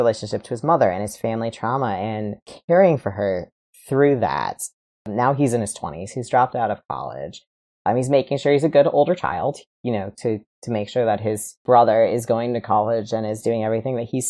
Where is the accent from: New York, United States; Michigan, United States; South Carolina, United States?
Michigan, United States; West; I grew up in West Michigan as a very Christian Reformed Calvinist child